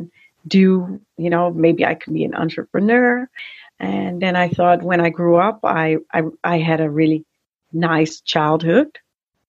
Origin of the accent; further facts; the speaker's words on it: Amsterdam, North Holland, Netherlands; moved away as an adult; also born or lived in Argentina; now in Haarlem, Netherlands; I was born and raised in Amsterdam